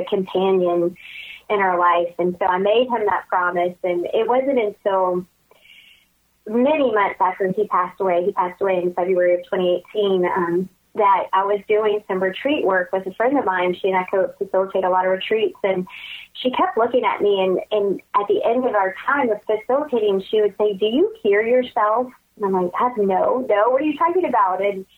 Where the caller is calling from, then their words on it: Baton Rouge, Louisiana, United States; I'm calling from Baton Rouge. I live in Louisiana